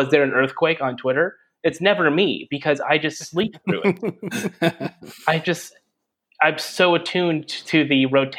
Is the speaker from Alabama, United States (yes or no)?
no; California, United States; I grew up in California. I've been in California basically my entire life